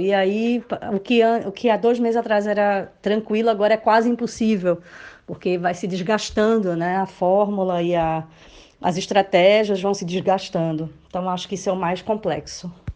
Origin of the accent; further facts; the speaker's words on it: Recife, Pernambuco, Brazil; moved away as an adult; now in Lisbon, Portugal; Moro aqui em Portugal há cinco anos e sou do Recife